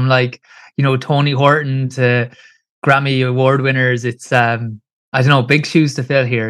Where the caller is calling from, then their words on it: Kilkenny, Leinster, Ireland; So I'm in Ireland, so Kilkenny in Ireland. So it's southeast, it's about an hour and a half south of Dublin.